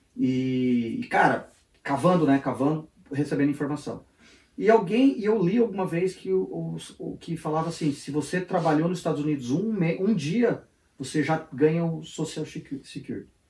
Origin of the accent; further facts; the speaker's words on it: Brazil; moved away as an adult; also born or lived in Joinville, Brazil; now in United States; sou brasileiro